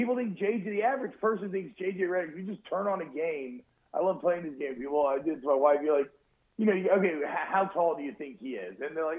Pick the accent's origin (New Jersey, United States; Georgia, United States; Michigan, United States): Georgia, United States; I grew up in Georgia